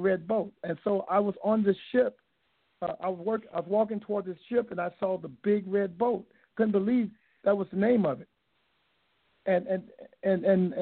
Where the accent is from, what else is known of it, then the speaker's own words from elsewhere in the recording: Hawaii, United States; I'm from Hawaii